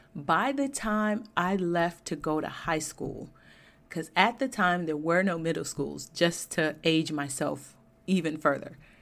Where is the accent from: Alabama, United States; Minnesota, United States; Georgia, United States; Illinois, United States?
Georgia, United States; I grew up in Georgia and was educated there, went to Georgia Tech